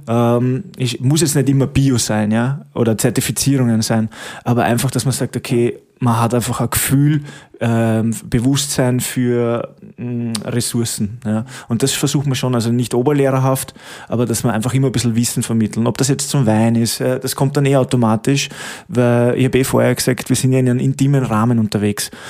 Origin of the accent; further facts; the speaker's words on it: Stockerau, Lower Austria, Austria; moved away as an adult; now in Waldviertel, Austria; ich komme eigentlich aus der Stockerauer Gegend, muss ich sagen, aber bin jetzt eben seit über acht Jahren da, schon im neunten Jahr